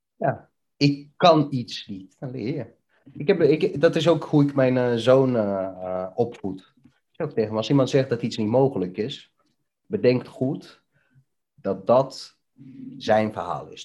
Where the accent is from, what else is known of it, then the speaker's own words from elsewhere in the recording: Bihać, Federation of Bosnia and Herzegovina, Bosnia & Herzegovina; also born or lived in Netherlands; now in Deventer, Netherlands; Ik kom uit een hele mooie stad, eh, genaamd Bihać, in uh, voormalige Joegoslavië